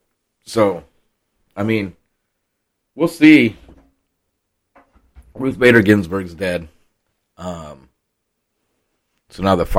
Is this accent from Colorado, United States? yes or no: no; Iowa, United States; now in Arkansas, United States; I got pussified, though. I came from Iowa. Now I live in Arkansas, and now I'm pussified.